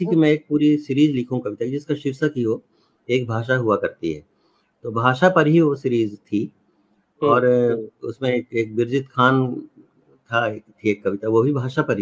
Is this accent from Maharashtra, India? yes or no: no; Chhattisgarh, India; और तीसरा हमारे गांव के पास छत्तीसगढ़ में सरगुजा